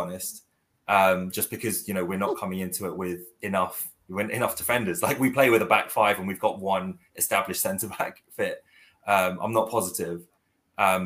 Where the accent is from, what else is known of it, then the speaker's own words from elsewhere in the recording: South Korea; moved away; I'm originally from South Korea